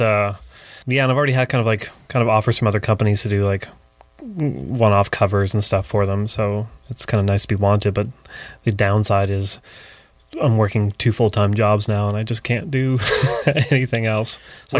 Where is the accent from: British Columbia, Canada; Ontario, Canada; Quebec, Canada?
Ontario, Canada; Barrie; now in Toronto, Canada; I mean, when I moved to Toronto, it was like 13, 14 years ago now.